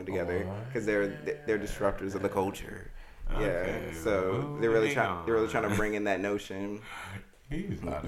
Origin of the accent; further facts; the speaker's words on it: Virginia, United States; I'm from Virginia